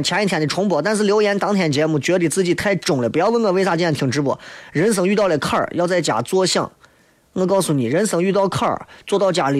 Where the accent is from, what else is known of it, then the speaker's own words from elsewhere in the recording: Baqiao, Shaanxi, China; 还有人以为我是延安的，我是东郊灞桥的。